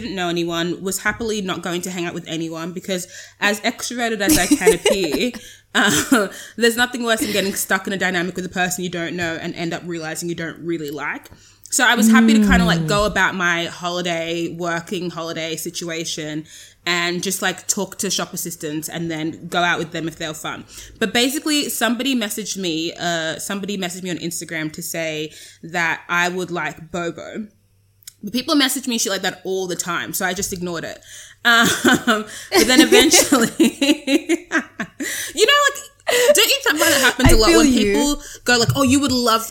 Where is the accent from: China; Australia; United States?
Australia; Sydney, New South Wales; I'm from Sydney, Australia, but I'm very African.